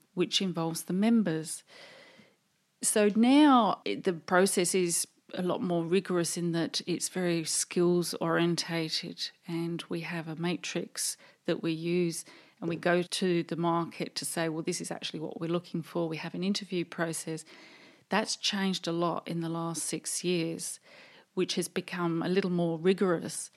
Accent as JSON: {"language": "English", "region": "England", "country": "United Kingdom", "also_born_or_lived": "London", "moved": "as an adult", "lives_now": "Australia", "said": "You can probably tell by my accent that I actually come from the U K, England, And we decided, uh, my husband and I to emigrate in nineteen eighty-seven"}